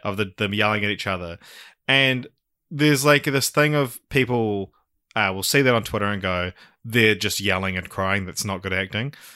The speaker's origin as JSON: {"language": "English", "country": "New Zealand", "said": "I'm a fucking Kiwi male"}